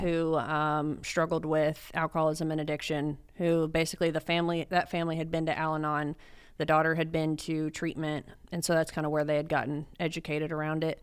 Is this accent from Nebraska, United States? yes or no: no; Dallas, Texas, United States; also born or lived in Austin; I'm from North Dallas